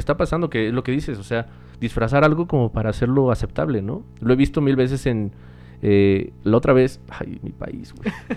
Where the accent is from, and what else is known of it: Mexico